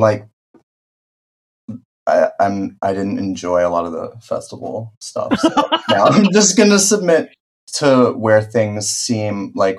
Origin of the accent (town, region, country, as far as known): New Jersey, United States; born or raised there; now in Los Angeles, United States